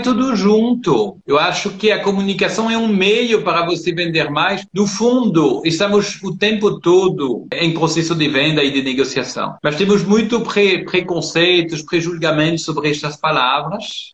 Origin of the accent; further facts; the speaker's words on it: France; moved away as an adult; also born or lived in São Paulo, Brazil; now in Brazil; eu nasci em São Paulo, só que eu fui criado na França, sou de família francesa. E eu voltei com 26 anos